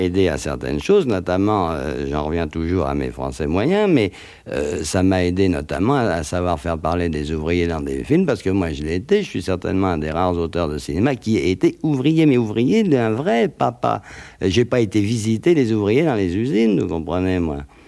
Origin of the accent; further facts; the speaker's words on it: France; je suis un Français moyen.